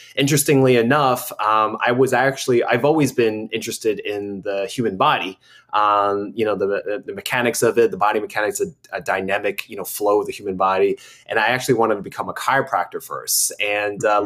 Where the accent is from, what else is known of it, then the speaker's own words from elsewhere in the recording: United States; growing up as an American